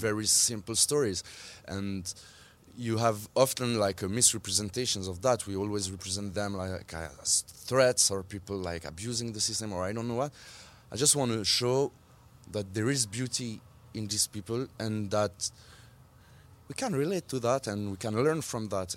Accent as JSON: {"language": "English", "country": "Switzerland", "tie": "born or raised there", "said": "I grew up in Switzerland. My mom is Swiss, but still, I will always be considered as an Algerian in Switzerland"}